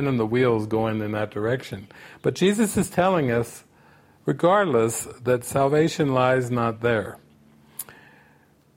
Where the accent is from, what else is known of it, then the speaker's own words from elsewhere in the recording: United States; growing up in America